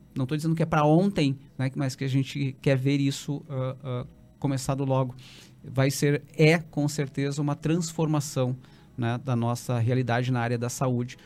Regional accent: Santa Maria, Rio Grande do Sul, Brazil; eu que fui criado em Santa Maria

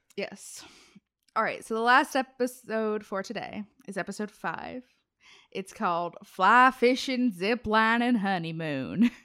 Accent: Cincinnati, Ohio, United States; I'm from Cincinnati, Appalachia area

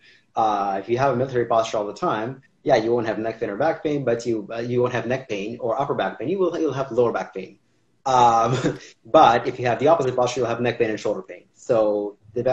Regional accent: Toronto, Ontario, Canada; also born or lived in Kazakhstan / Israel; when I was 3, I moved to Israel. And when I was 10, I moved here to Canada, to Toronto

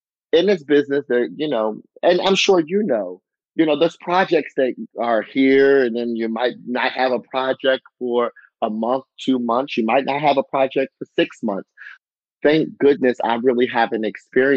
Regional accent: Harford County, Maryland, United States; my hometown, Harford County.

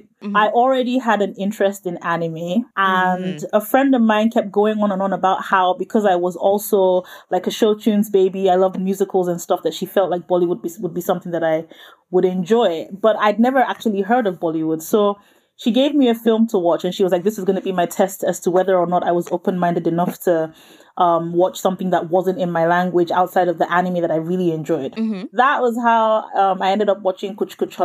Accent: Nigeria; I'm Nigerian, and that's obviously a country in West Africa.

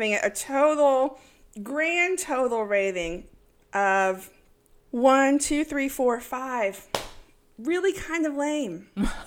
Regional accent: East Texas, United States; I'm from East Texas

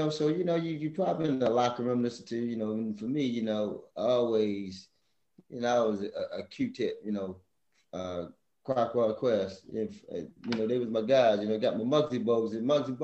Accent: Baltimore, Maryland, United States; growing up in the inner city of Baltimore

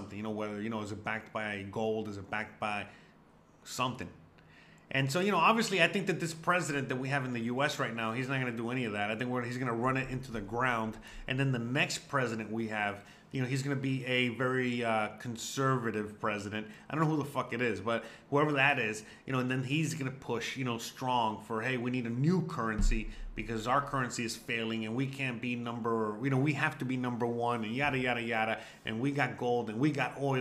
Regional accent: United States; as an American

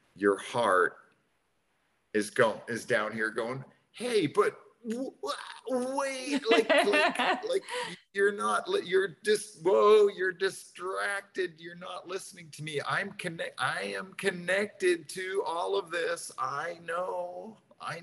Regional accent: New York, United States; we grew up in New York

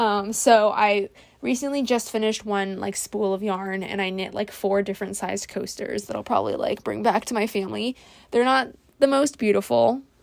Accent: California, United States; and I feel like since I'm from California and like wildfires are like totally a thing

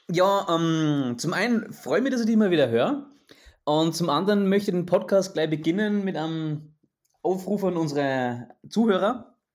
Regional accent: Austria; ich als Österreicher

